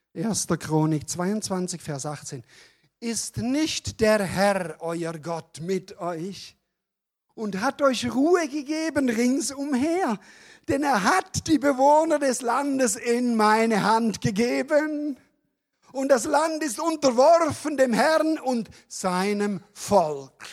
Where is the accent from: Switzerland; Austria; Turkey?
Switzerland; also born or lived in Calw, Germany; now in Germany; ich bin Deutsche geworden übrigens vor ein paar Jahren, als Schweizer